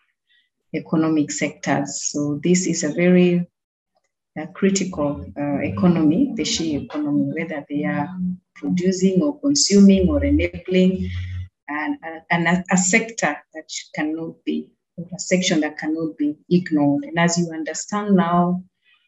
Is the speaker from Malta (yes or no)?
no; Busia, Busia County, Kenya; I'm a Kenyan, as you know, born and married in Busia